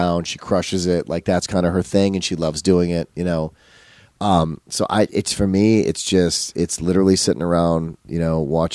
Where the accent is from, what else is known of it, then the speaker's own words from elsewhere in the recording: Midwest, United States; moved away; also born or lived in Wisconsin; as a Midwesterner